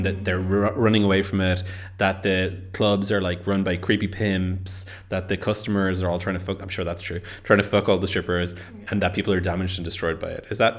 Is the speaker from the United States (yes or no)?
no; Yorkshire and the Humber, United Kingdom; now in Berlin, Germany; as a Yorkshireman